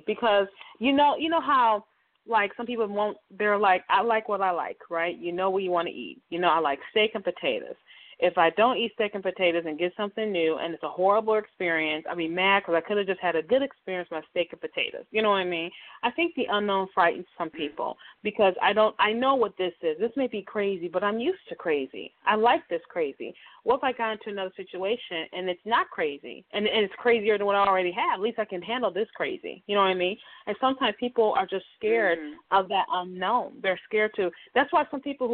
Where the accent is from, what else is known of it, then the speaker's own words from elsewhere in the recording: Detroit, Michigan, United States; growing up in Detroit, my house that we grew up in was like 100 years old